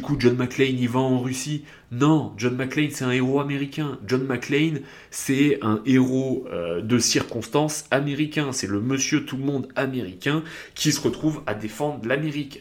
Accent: south of France, France; je viens du sud de la France

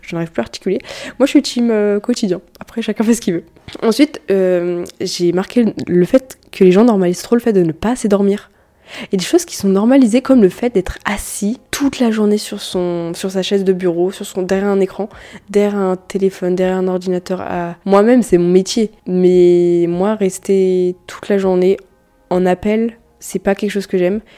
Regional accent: France; On est français

